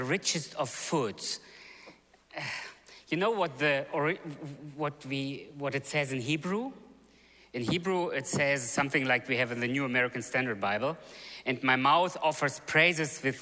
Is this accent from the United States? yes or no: no; Germany; moved away; also born or lived in Russia; I was born in Russia. But I grew up actually in Germany. I came to Germany in 1976, so my parents came earlier than the whole movement came. So I grew up in Germany.